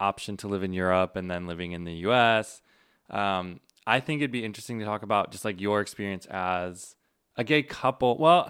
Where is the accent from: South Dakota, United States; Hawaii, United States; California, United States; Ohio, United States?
South Dakota, United States; now in Oregon, United States; I'm from South Dakota